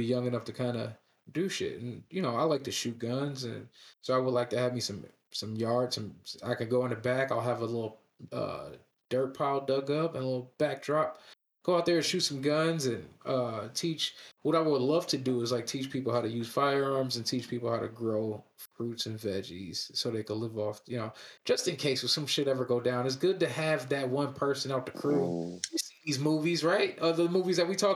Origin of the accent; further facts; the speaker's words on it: East Coast, United States; moved away; I'm from the East Coast